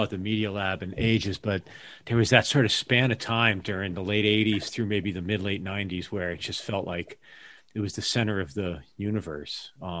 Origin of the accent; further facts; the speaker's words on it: Hamden, Connecticut, United States; moved away as an adult; I saw that you did some time in New Haven. That's where I'm from originally. I'm from Hamden, actually.